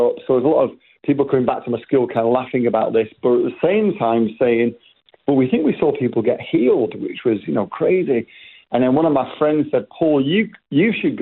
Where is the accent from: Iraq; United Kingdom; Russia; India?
United Kingdom; Manchester, North West England; I was born in England, raised in Manchester. That's maybe why you can recognise the accents a little bit different